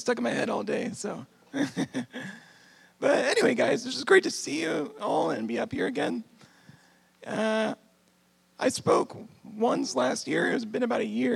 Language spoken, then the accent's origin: English; San Antonio, Texas, United States; moved away as an adult; now in Michigan, United States; I'm actually from San Antonio, Texas